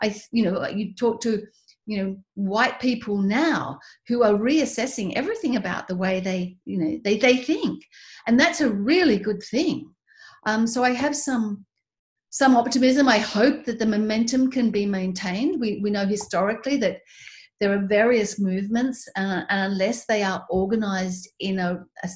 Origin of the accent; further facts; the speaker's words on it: Tasmania, Australia; as an Australian, somebody who grew up in Tasmania